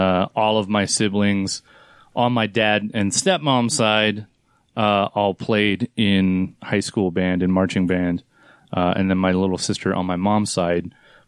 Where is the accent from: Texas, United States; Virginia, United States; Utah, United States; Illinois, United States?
Utah, United States; Farmington; also born or lived in San Diego, California / Provo, Utah; Davis County, Farmington.